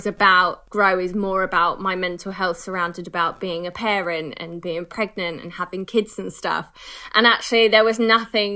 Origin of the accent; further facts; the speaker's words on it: United Kingdom; We're so British